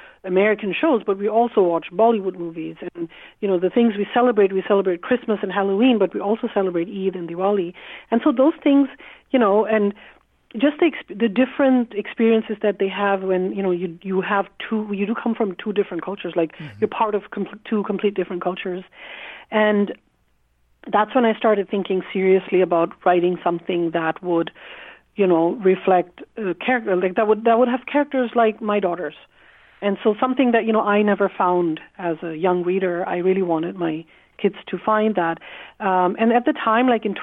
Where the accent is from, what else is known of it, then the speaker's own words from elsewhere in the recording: Bangladesh; English is a second language; also born or lived in Germany; now in Vancouver, Canada; I'm not Indian, I'm from Bangladesh